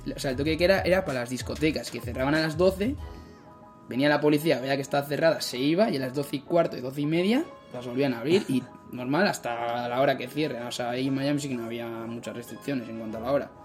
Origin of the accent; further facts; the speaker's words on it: San Sebastián, Basque Country, Spain; moved away as an adult; now in Milwaukee, United States; yo como soy de Donosti, de Sebastián